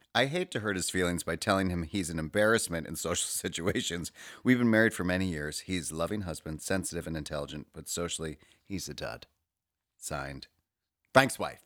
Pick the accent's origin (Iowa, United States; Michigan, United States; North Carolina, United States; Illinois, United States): Illinois, United States; Chicago; moved away as an adult; now in New York, United States; I'm from Chicago, but I've lived in New York for the past twenty years